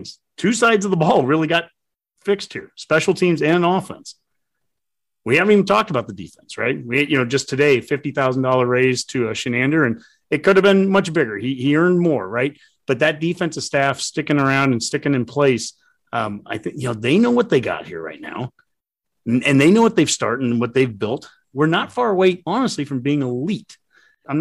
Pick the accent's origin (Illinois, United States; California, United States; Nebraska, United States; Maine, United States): Nebraska, United States; Columbus; my hometown of Columbus